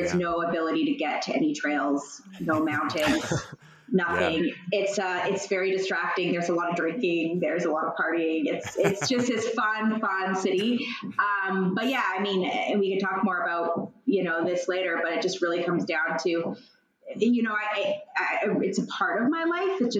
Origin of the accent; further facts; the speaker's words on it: Calgary, Alberta, Canada; moved away as an adult; also born or lived in Manhattan, New York; now in New York, United States; I'm from Calgary, but I've been living in Manhattan, New York for, I don't know, maybe 7-ish years or so now.